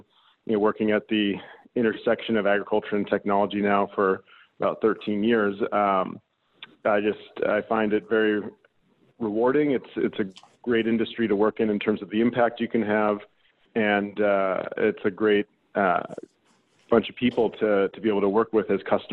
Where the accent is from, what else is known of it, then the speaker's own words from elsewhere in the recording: Aurora, Illinois, United States; moved away as an adult; also born or lived in Chicago, Illinois; now in San Francisco, United States; I grew up outside of Chicago. I went to high school in Aurora, Illinois